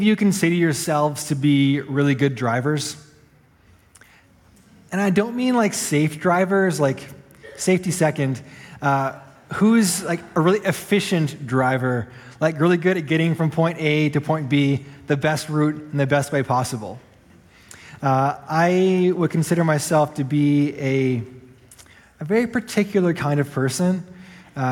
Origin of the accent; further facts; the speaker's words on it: Canada; moved away as an adult; now in Rapid City, United States; I'm Canadian by birth